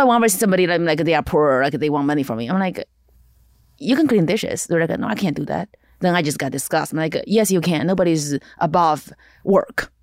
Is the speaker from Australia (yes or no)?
no; eastern China, China; English is a second language; moved away as an adult; now in Los Angeles, United States; I'm actually very dark for Chinese standard, for Eastern Chinese